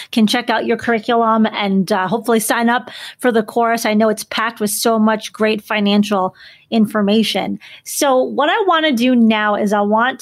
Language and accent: English; Chicago, Illinois, United States; I'm from Chicago